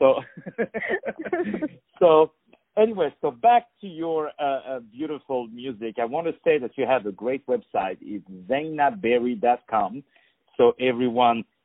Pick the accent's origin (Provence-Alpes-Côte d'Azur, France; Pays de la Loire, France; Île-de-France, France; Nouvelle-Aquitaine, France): Île-de-France, France; Paris; in Paris, where I'm originally from.